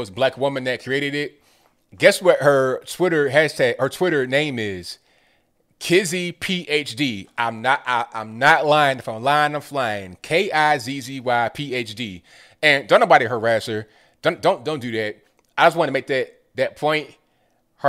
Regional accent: Tidewater, Virginia, United States; also born or lived in Charleston, West Virginia; I grew up in Tidewater, like right on the coast, right on the East Coast in Virginia. But I was born in Charleston, West Virginia

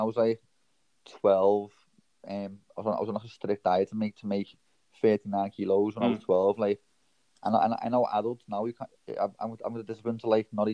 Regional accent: Liverpool, North West England, United Kingdom; I was born in Toxteth, Liverpool, which there's not much opportunities there for young kids

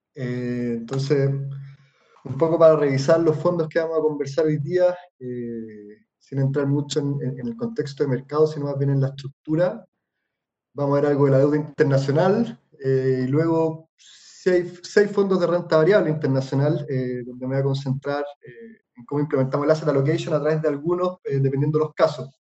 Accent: Chile; nosotros como inversionistas chilenos

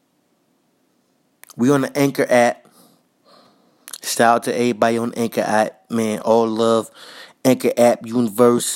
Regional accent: New York City, New York, United States; also born or lived in Minnesota; I was raised in Jamaica, Queens

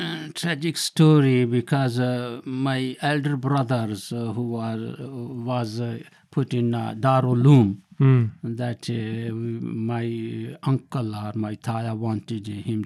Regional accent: Sargodha, Punjab, Pakistan; moved away as an adult; now in United Kingdom; So I was born in Pakistan in district Sargodha.

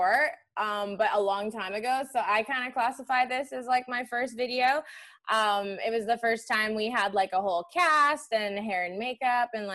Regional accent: Harrison Hot Springs, British Columbia, Canada; also born or lived in Toronto; I was born in Toronto, and then we moved to a little town called Harrison Hot Springs

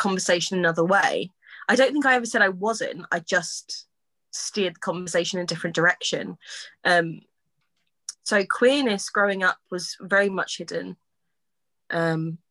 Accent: Basildon, East of England, United Kingdom; also born or lived in Southend; I grew up in Essex, born in Basildon, Bas Vegas, sunny, bright.

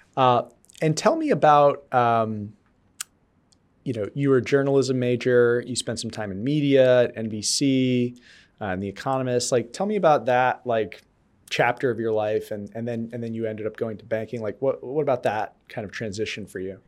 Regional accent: New York area, United States; also born or lived in North Dakota / Colorado; now in Boston, United States; I grew up in the New York area

